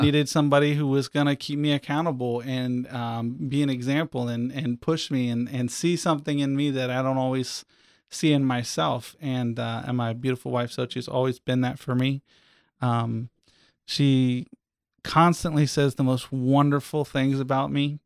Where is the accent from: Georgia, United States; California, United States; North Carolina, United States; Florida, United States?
Florida, United States; Eustis; I was born here in Central Florida at a little hospital in Eustis that's not even there anymore